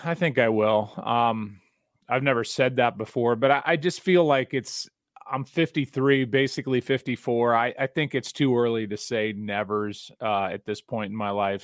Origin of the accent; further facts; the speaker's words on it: St. Louis, Missouri, United States; I'm from Saint Louis